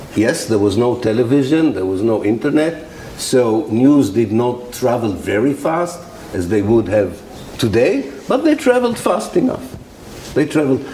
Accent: Haifa, Haifa District, Israel; from my hometown, Haifa

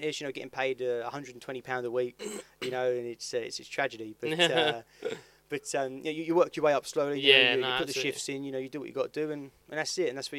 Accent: Dartford, South East England, United Kingdom; I grew up in Dartford. It's quite boring really. I've lived in Dartford, I've worked in Dartford. I live East Hill, and I work on West Hill

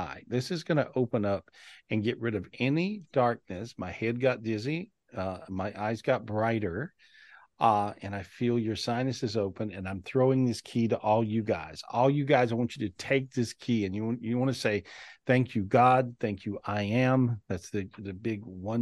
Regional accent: North Carolina, United States; moved away; where I grew up in North Carolina

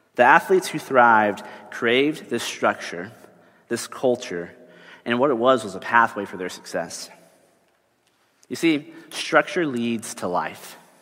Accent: Texas, United States; I grew up in Texas

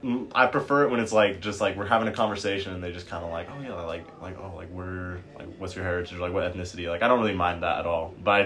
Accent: Concord, California, United States; moved away as an adult; now in Utah, United States; I'm from Concord, California. My dad is Salvadoran, and my mom is white, born and raised in California.

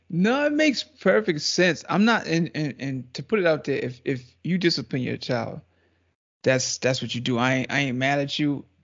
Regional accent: Trinidad & Tobago

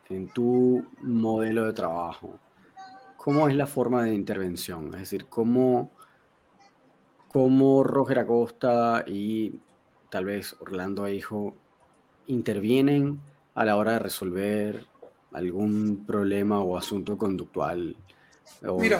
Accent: South Korea; Spanish is a second language; pero yo soy coreano, cacho, claro.

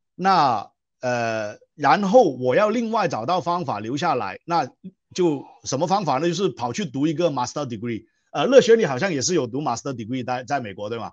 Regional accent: Guangzhou, Guangdong, China; first language Cantonese; Chinese is a second language; moved away as an adult; now in Malaysia; 我的家乡是中国广州了哈。呃，那我是广东人

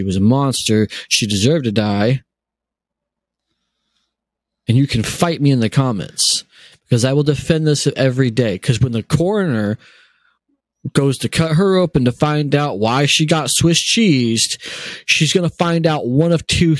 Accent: United States; I'm German by heritage, but I'm American by birth

